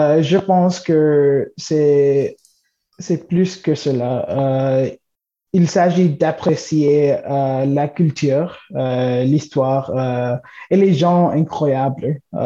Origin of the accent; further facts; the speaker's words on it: Toronto, Ontario, Canada; French is a second language; de Toronto